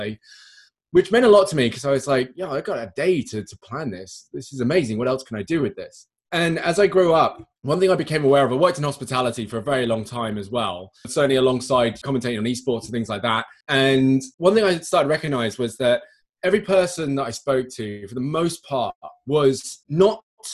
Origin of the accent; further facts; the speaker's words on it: United Kingdom; accent: well-spoken British; I'm British